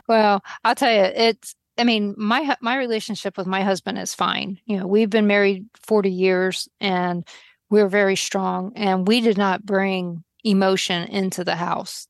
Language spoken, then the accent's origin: English; Baltimore, Maryland, United States; now in Kansas, United States; I'm from Baltimore